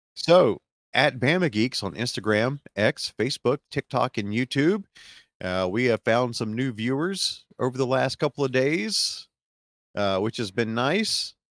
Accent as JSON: {"language": "English", "region": "Alabama", "country": "United States", "said": "we're from the South, we're from Alabama"}